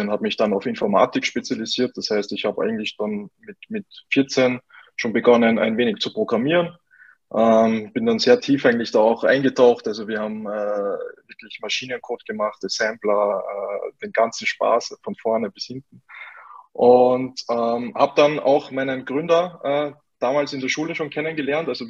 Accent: Salzburg, Austria; accent: Austrian; Ähm, ich komme aus Österreich, wie man vielleicht äh, ein wenig hört. Ich werde mich bemühen, ähm, meinen österreichischen Akzent ein bisschen zu verstecken. Ähm, genau, ich komme aus Salzburg, ähm, bin äh, ja in Salzburg auch auf, aufgewachsen

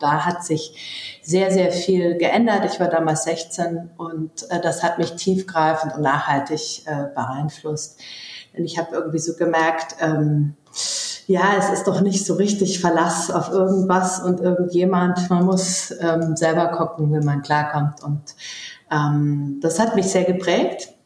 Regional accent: Munich, Bavaria, Germany; moved away as an adult; also born or lived in Berlin / London / Stuttgart; ich bin Münchnerin, ähm, dort geboren und aufgewachsen bis Anfang 20

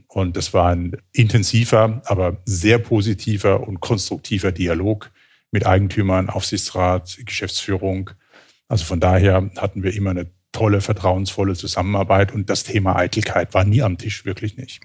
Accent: Southern Germany, Germany; moved away as an adult; also born or lived in Switzerland; now in Cologne, Germany; als Süddeutscher in Süddeutschland aufgewachsen

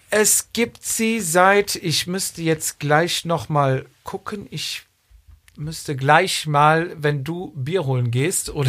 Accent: Cologne, North Rhine-Westphalia, Germany; born there; ich bin gebürtiger Kölner, ne?

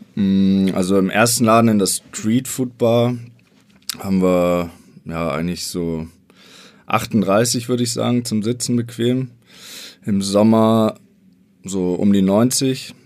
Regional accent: Bavaria, Germany; Wir kommen beide aus Bayern.

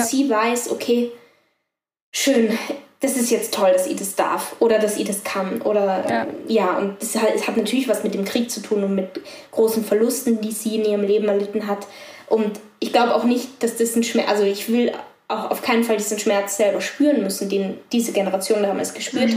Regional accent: Tyrol, Austria; weil ich bin in Tirol aufgewachsen bei meiner Oma

